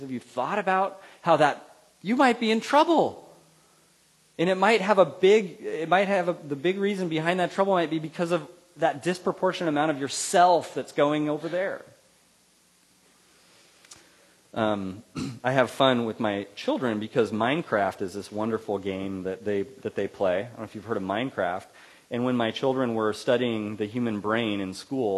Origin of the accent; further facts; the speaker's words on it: Central Valley, California, United States; Where I grew up in the Central Valley, there's a lot of farmers